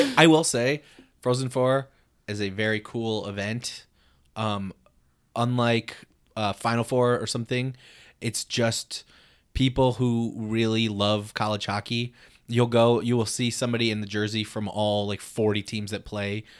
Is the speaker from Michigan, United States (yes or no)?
yes; Muskegon, Michigan, United States; my hometown, Muskegon.